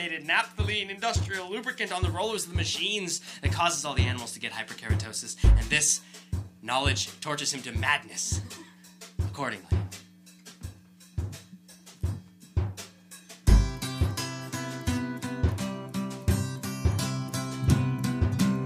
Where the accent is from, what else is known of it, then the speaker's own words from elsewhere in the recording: Las Vegas, Nevada, United States; I'm from Las Vegas, Nevada